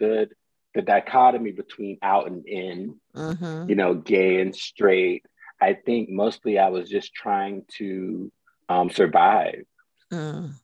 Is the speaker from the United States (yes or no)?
yes; Southeastern North Carolina, United States; also born or lived in Clinton, North Carolina / New Jersey; now in Brooklyn, United States; I was born and raised in Southeastern North Carolina